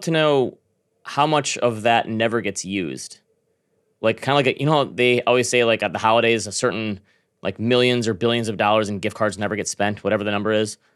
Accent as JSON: {"language": "English", "town": "Grand Rapids", "region": "Michigan", "country": "United States", "tie": "born or raised there"}